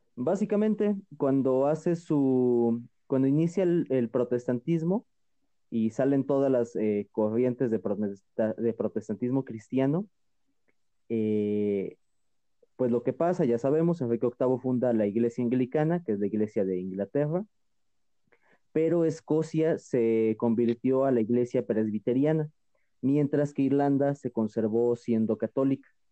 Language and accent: Spanish; Mexico; aquí en México hablamos una mezcla entre español, árabe y agua